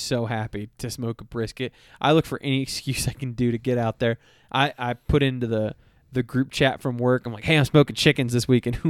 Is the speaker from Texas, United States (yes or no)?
yes; Texas, United States; except for I'm from Texas and I wanted to smoke a brisket